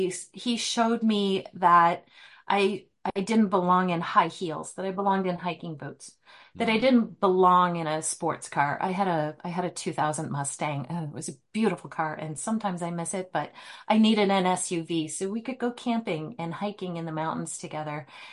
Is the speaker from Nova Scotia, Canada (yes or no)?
yes; Antigonish, Nova Scotia, Canada; moved away as an adult; also born or lived in Prince Edward Island / Gander, Newfoundland / British Columbia; now in Spokane, United States; I was born and raised in Antigonish, Nova Scotia.